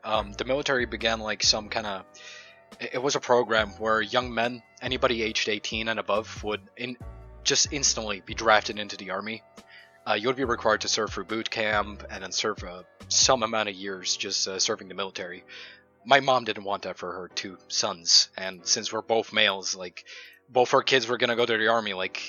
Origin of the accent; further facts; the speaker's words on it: Germany; also born or lived in Kharkiv, Ukraine; I moved to Germany like when I was a kid, around a couple months old, and since then I've settled down here with my fam.